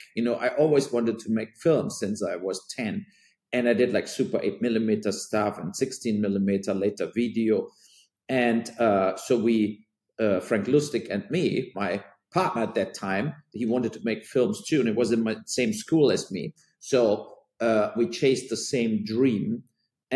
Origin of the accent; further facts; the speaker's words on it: near Cologne, North Rhine-Westphalia, Germany; And then I started in Cologne, what is close to my hometown